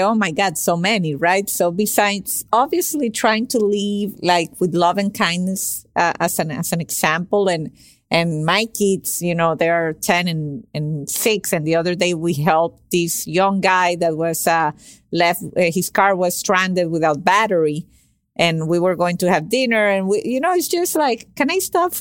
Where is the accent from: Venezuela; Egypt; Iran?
Venezuela; moved away as an adult; also born or lived in Caracas, Venezuela; now in Miami, United States; I came from Venezuela to Miami to do my undergraduate internship